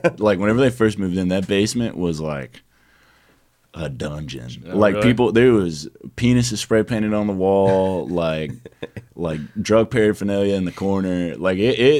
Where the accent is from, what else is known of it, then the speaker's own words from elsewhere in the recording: Pell City, Alabama, United States; I'm from St. Clair County, like Pell City.